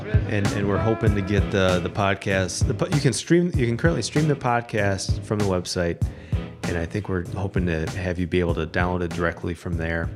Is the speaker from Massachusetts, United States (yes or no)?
no; Toledo, Ohio, United States; I grew up here in Toledo